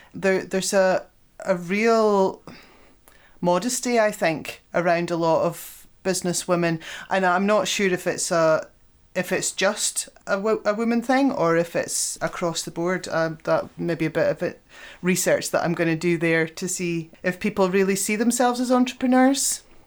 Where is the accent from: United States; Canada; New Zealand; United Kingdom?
United Kingdom; Scotland; as Scottish businesswomen